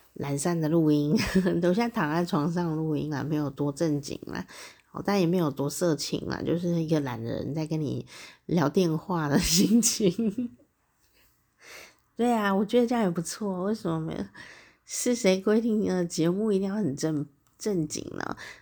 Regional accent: Taichung, Taiwan; 台中是我家乡嘛，哦，台湾台中

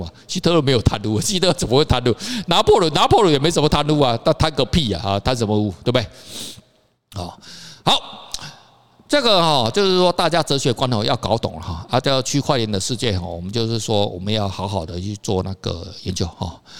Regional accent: Taiwan; 到我们现在我们台湾人哦，我们台湾的媒体哦很奇怪

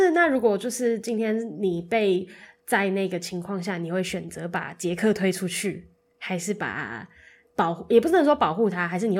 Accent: Tainan, Taiwan; 我小时候就在台南

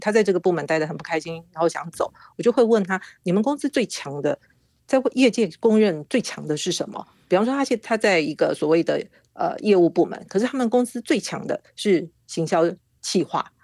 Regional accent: Kaohsiung, Taiwan; moved away as an adult; also born or lived in Taipei; 就从高雄啊，我，我老家是高雄，然后就到台北去

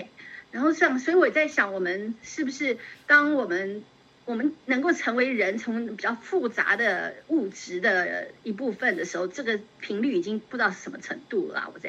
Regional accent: China; 我当时就觉得，哎呀，我们中国人怎么那么有智慧呢？

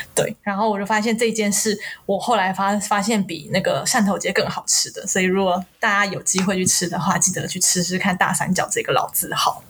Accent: Taiwan; 因为我们台湾人没有这个习惯嘛

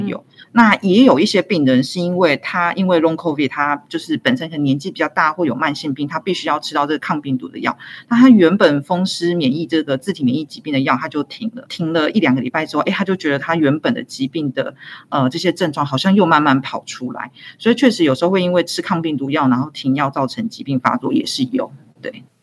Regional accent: Taiwan; 我们台湾人

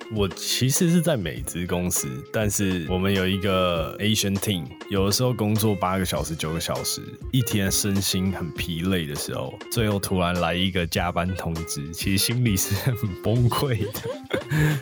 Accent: Taipei, Taiwan; 毕竟我是台北的小孩，很多朋友还是在台北

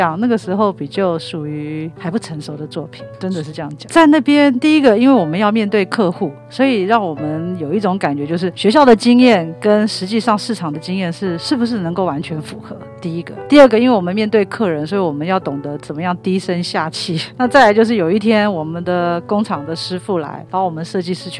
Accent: Italy; Chinese is a second language; 我们意大利人说，这个艺术的底子是在上轨里面，就在血里面的，改不掉。

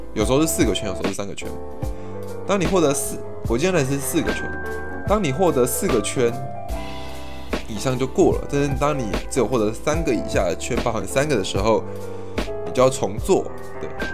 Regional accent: Taipei, Taiwan; also born or lived in Kaohsiung; 我是图像图的台北小孩

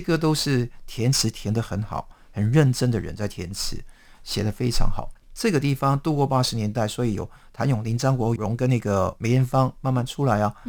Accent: Hong Kong; 我们香港人

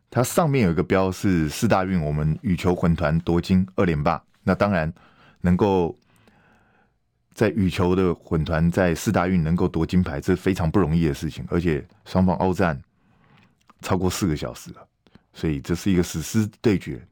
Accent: Taiwan; 我们台湾人

